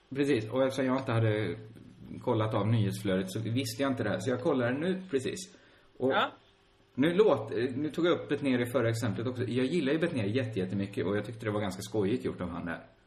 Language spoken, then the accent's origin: Swedish; Sweden; vi i Sverige